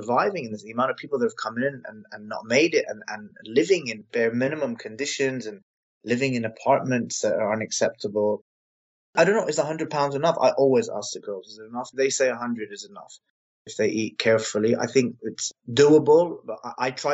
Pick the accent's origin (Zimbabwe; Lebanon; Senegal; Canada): Lebanon; also born or lived in England; now in London, United Kingdom; I'm a white Anglo-Saxon English Lebanese, but I come from Lebanon.